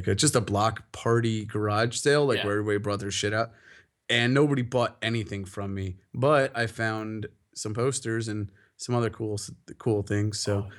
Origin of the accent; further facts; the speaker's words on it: Winfield, United States; moved away; just because I'm from Winfield.